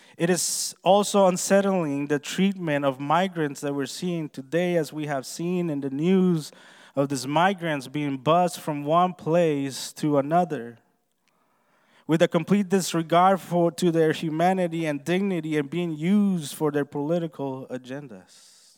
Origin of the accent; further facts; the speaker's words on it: Honduras; moved away; I was born and raised in Honduras, Central America